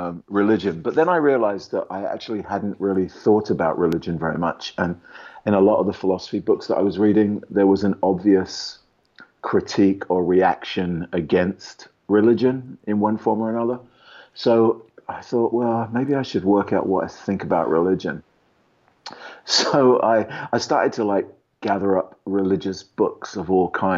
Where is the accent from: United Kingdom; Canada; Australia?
United Kingdom; England; moved away as an adult; now in Los Angeles, United States; I grew up in England, so ostensibly in a non-religious world.